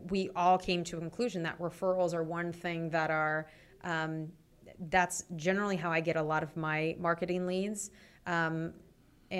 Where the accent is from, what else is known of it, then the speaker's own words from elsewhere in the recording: California, United States; moved away; I'm from California